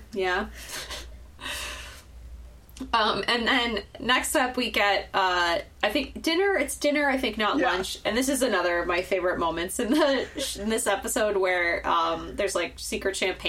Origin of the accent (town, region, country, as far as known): United States